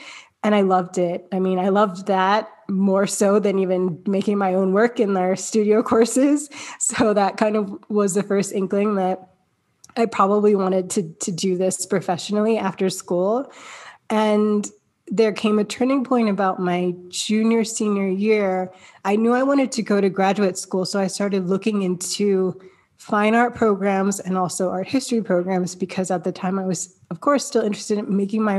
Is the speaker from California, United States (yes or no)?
no; Kennett Square, Pennsylvania, United States; also born or lived in Michigan / Delaware / Texas; I was born in Michigan, but then we moved to Delaware, we moved to Texas, we moved to Pennsylvania. So it was hopping around, but ultimately that was a good thing. It taught me to be adaptable quite early on in life. But I mostly grew up in Kennett Square, Pennsylvania